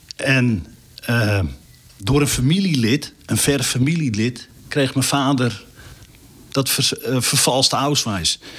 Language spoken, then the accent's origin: Dutch; North Groningen, Netherlands; ik kom uit Noord-Groningen.